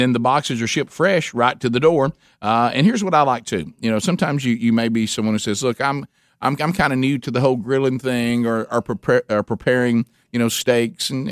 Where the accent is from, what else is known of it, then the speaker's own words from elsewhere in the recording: United States; I grew up in Calhoun County